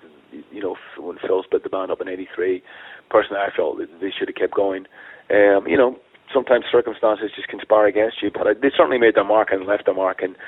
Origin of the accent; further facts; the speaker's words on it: Ireland; I grew up on … being Irish